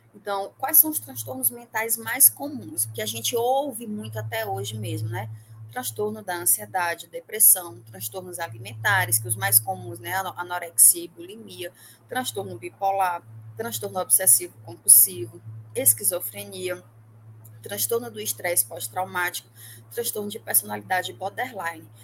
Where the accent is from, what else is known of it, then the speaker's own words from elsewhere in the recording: Parnaíba, Piauí, Brazil; now in Teresina, Brazil; Eu, eu sou de Parnaíba, mas não estou mais em Parnaíba